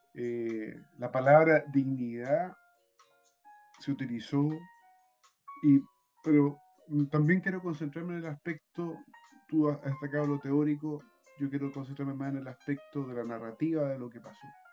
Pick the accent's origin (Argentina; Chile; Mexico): Chile; como chilenos